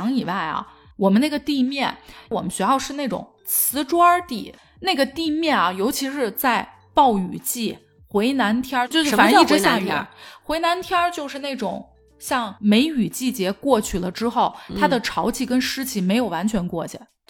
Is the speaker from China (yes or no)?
yes; Guangzhou, Guangdong, China; 这是我对小时候在广州最大最大的一个印象。